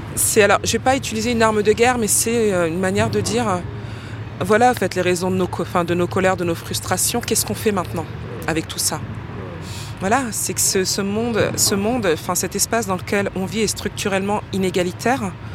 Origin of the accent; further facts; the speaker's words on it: Paris, Île-de-France, France; des origines sociales d'un quartier populaire euh, qui est celui de Ménilmontant, euh, qui est ma colonne vertébrale